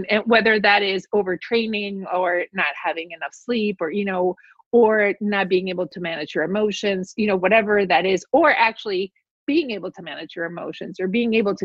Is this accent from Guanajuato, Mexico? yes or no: no; Mexico City, Mexico; I grew up in Mexico City